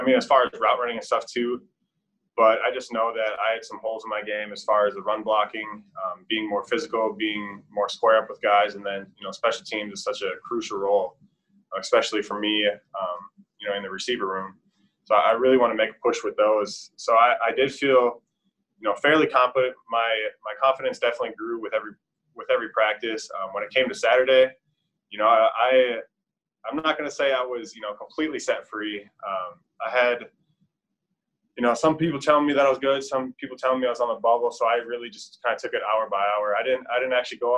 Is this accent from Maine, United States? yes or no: no; Minnesota, United States; moved away as an adult; now in Charlotte, United States; I'm from Minnesota, land at 10,000 lakes